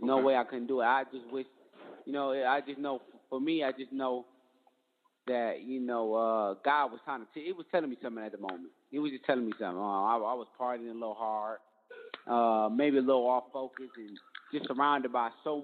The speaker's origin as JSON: {"language": "English", "town": "Detroit", "region": "Michigan", "country": "United States", "said": "I'm from Detroit"}